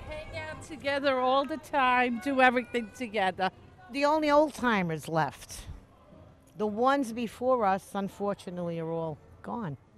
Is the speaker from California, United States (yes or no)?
yes; San Diego, California, United States; I'm from San Diego. Kind of everybody keeps their own little lot when you live in the suburbs